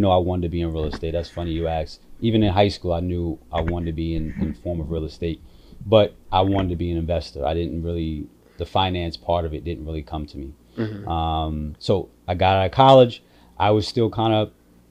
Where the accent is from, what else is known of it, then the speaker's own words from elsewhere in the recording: New York City, New York, United States; also born or lived in California; I am from Rockaway Beach, Far Rockaway